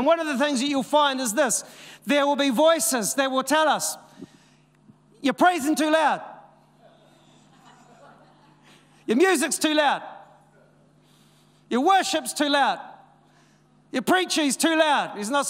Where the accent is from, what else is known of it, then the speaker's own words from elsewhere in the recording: Dannevirke, Manawatū-Whanganui, New Zealand; We came from Dannevirke. And people are like, Dannevirke, where's that? Is that somewhere near Wellington?